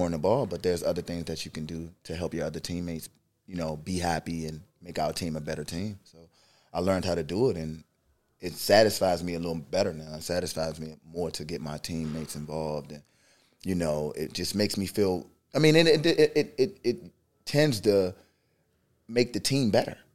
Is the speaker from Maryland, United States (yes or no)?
yes; Maryland, United States; also born or lived in Washington, D.C.; Yeah, a little bit about myself. Um, from Maryland.